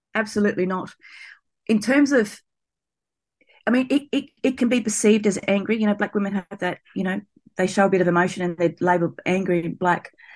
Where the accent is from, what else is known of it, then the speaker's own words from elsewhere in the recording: Blacktown, New South Wales, Australia; I grew up near Blacktown out at Western Sydney